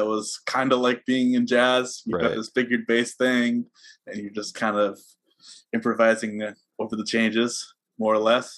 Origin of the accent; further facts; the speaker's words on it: Southern California, United States; I grew up mostly in Southern California